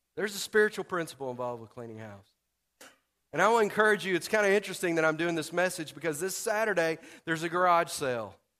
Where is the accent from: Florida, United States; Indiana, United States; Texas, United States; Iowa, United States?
Texas, United States; moved away; we're from Texas